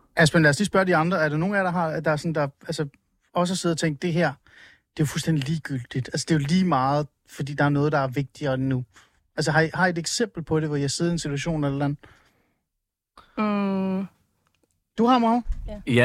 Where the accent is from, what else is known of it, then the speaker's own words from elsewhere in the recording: Iran; now in Denmark; Jeg er oprindelig fra Iran